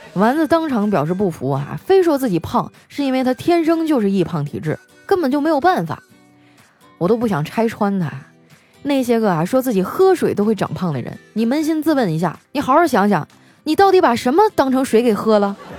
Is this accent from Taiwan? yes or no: no; Northeast China, China; 我们东北人